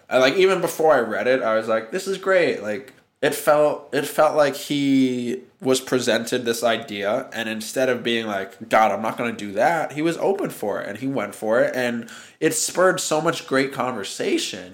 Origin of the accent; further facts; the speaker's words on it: New York City, New York, United States; I was born and raised in Manhattan